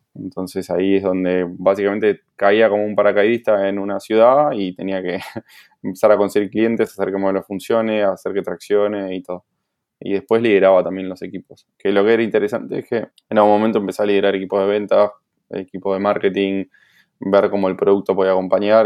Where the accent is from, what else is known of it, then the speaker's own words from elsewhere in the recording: Buenos Aires, Argentina; moved away as an adult; now in Barcelona, Spain; Soy de Buenos Aires